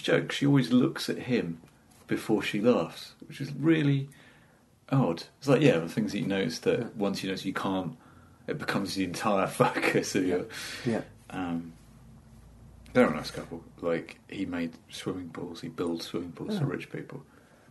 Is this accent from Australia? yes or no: no; London, United Kingdom; accent: fairly middle-class with flashes of South East London; I've got fairly middle-class accent with odd, tiny flashes of South East London